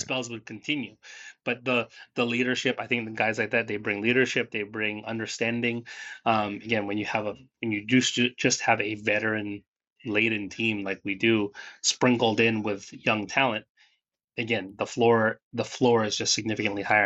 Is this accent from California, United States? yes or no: yes; Northern California, United States; where we grew up in Northern California and then moving back down to Southern California